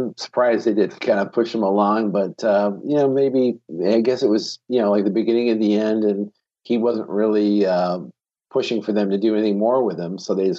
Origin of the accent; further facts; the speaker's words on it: Binghamton, New York, United States; Binghamton, my hometown